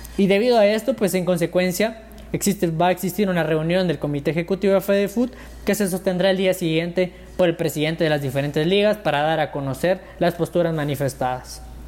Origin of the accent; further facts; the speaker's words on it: Guatemala; como guatemaltecos